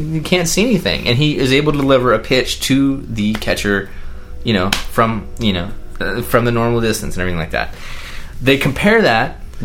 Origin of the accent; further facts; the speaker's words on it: United States; growing up in America as a boy